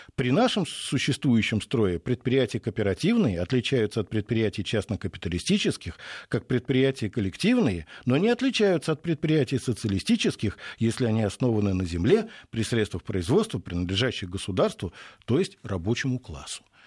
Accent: Moscow, Russia; Я вот как уроженец Пресни

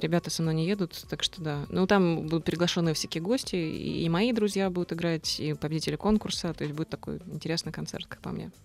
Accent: Zaporizhzhia, Zaporizhzhia Oblast, Ukraine; Запорожье — это город, где куют металл во всех смыслах этого слова. Это страшный индустриальный город, откуда мы все родом

